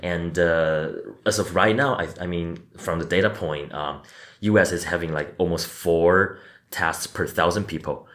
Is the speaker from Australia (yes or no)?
no; Taiwan; moved away as an adult; now in United States; when we grew up in Taiwan